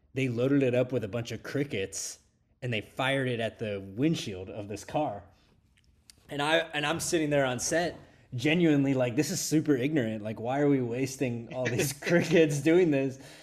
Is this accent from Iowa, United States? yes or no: no; Pittsburgh, Pennsylvania, United States; I grew up in Kennedy Township, which is, like, sorta up the hill from there